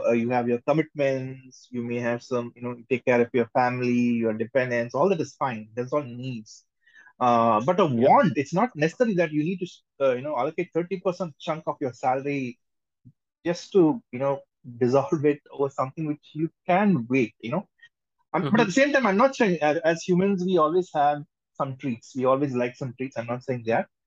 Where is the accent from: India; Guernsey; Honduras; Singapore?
India; we are all from India